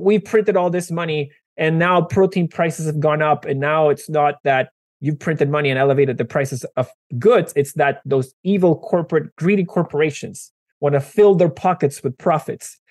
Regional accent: Venezuela; moved away; I am originally from Venezuela

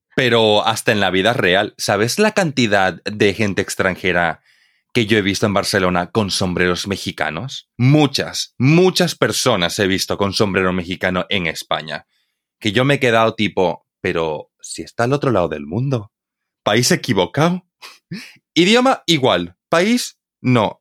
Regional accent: Santa Cruz de la Sierra, Santa Cruz, Bolivia; Santa Cruz, de la Sierra, de donde yo soy en Bolivia, tenemos unos diminutivos exclusivos de, nuestra, de nuestro dialecto

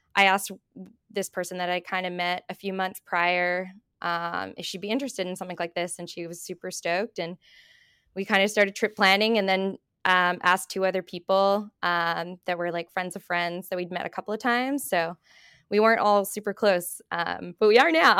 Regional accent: Australia; moved away as an adult; now in Bow Valley, Canada; I'm originally from Australia, but I've been in Canada for about seven years now.

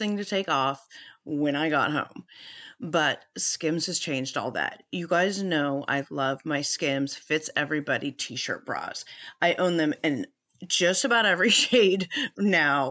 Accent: San Francisco Bay Area, California, United States; I am also from the San Francisco Bay Area

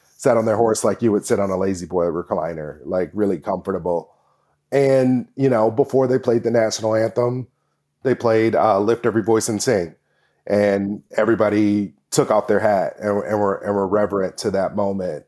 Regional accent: Kansas, United States; now in Portland, United States; I grew up in Kansas

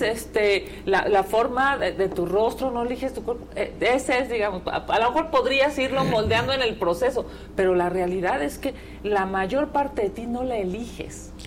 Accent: Mexico City, Mexico; yo soy de la Ciudad de México

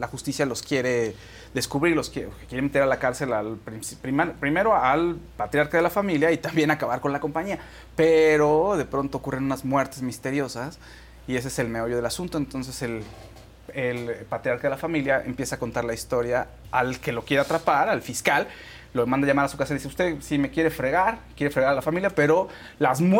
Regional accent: Mexico; Como algo increíble siendo mexicano

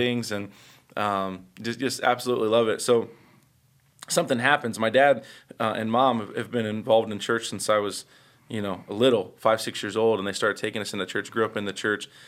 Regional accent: Indianapolis, Indiana, United States; first four or five years of my life, I grew up on the west side of Indianapolis

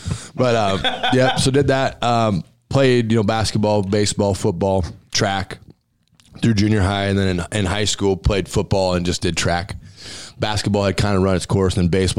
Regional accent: Grand Island, Nebraska, United States; moved away as an adult; also born or lived in Chicago; I grew up in Grand Island, Nebraska.

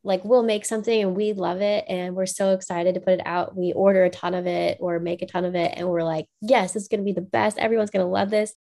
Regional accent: Macomb, Illinois, United States; I grew up in Macomb, Illinois, or just outside of Macomb, Illinois, uh, on a farm

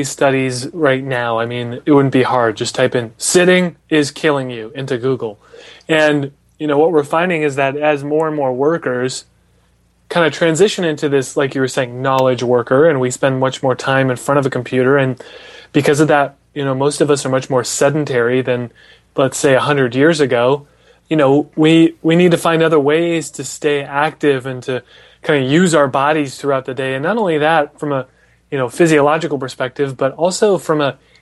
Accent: Des Moines, Iowa, United States; I'm from Des Moines

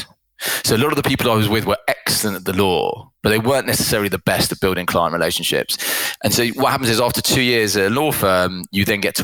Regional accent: London, United Kingdom; I grew up in London and have lived in the UK my whole life

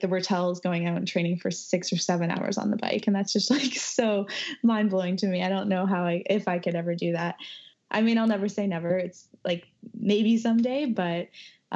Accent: Edmonton, Alberta, Canada; moved away as an adult; also born or lived in Victoria / Ontario / Portland; I grew up in Edmonton

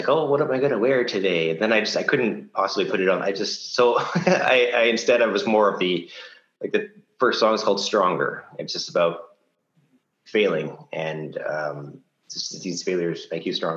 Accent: Ottawa, Ontario, Canada; I'm from Ottawa, we don't get tornadoes

